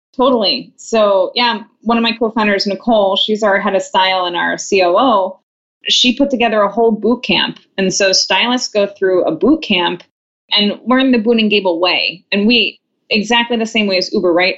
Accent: Long Island, New York, United States; now in San Francisco, United States; I'm from Long Island

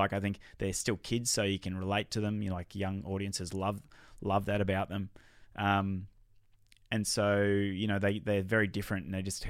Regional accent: Australia; selfishly as an Aussie and, you know, someone that wants to see them in our own country, I think that's a bummer.

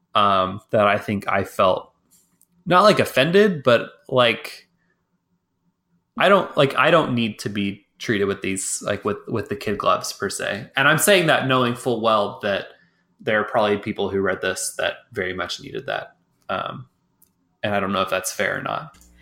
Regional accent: Texas, United States; I'm from Texas

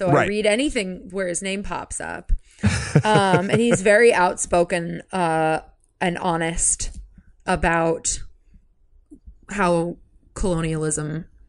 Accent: Yountville, California, United States; I'm from Yucksville. I'm actually from Yontville.

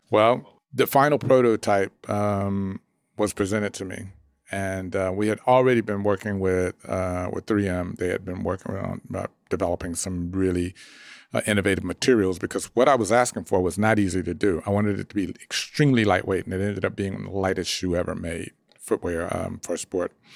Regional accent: Dallas, Texas, United States; I grew up in Dallas

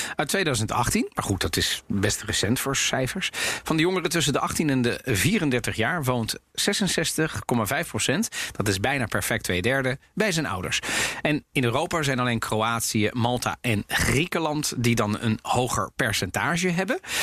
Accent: Netherlands; ik ben ook opgegroeid in Nederland

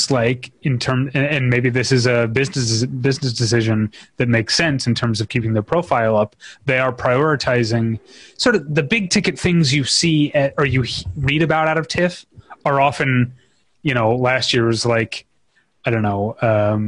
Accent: United States; as an American

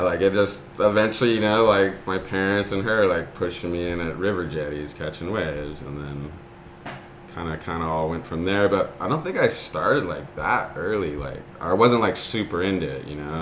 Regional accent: Newport Beach, California, United States; I grew up in Newport Beach, and my parents surfed.

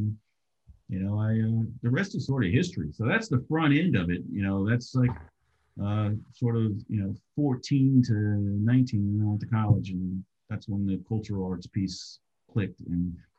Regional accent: Maryland, United States; also born or lived in Washington, D.C.; I was born in Georgetown, Washington, D.C., but I grew up in the initial part of my life primarily in suburban Maryland.

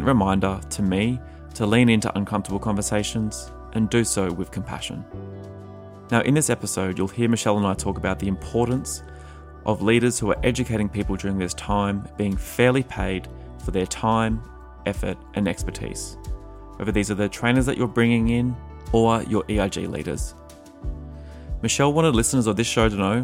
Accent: Australia; moved away as an adult; now in United States; growing up in Australia, it was just like a very different experience

